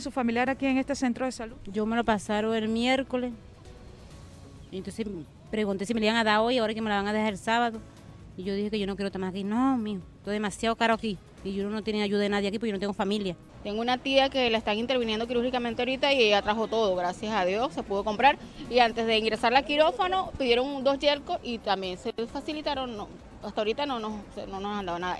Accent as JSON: {"language": "Spanish", "country": "Venezuela", "said": "Yo tampoco soy de aquí, yo soy de Santa Cruz de Bucarán"}